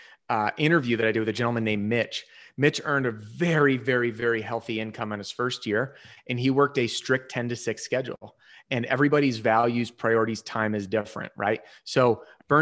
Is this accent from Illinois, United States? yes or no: yes; Chicago, Illinois, United States; moved away as an adult; also born or lived in Wisconsin / New Mexico; now in Colorado, United States; Born and raised Chicago, and then I bounced around